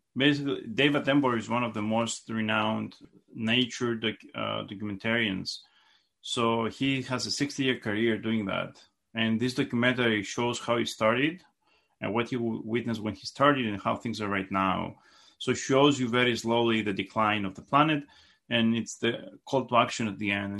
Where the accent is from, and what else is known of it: Greece; born or raised there; moved away as an adult; now in United States